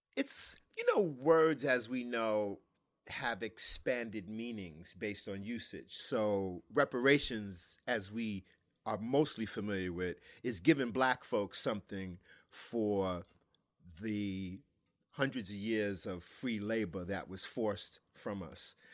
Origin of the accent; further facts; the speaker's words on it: New York, United States; growing up in New York